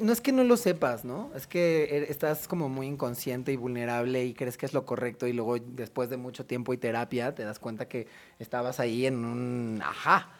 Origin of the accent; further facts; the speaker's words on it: Cuajimalpa, Mexico City, Mexico; toda mi adolescencia eh, sucedió en Cuapa